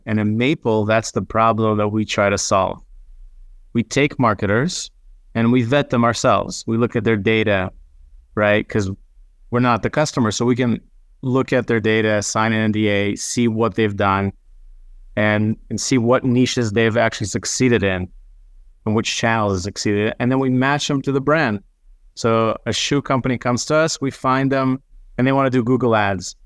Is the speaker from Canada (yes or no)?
no; Israel; English is a second language; moved away; also born or lived in United States; I grew up half in Israel, half in, in the States